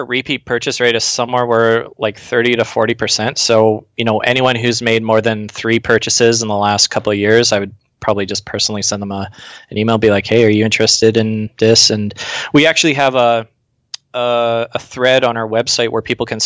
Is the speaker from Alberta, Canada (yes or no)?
no; British Columbia, Canada; born or raised there; moved away as an adult